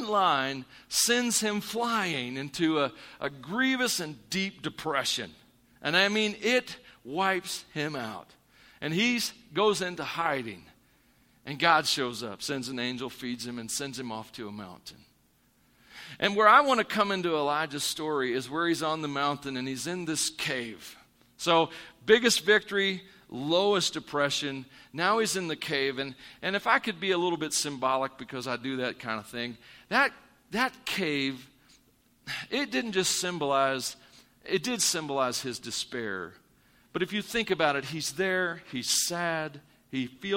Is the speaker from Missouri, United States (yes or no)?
yes; Missouri, United States; moved away; I'm from Missouri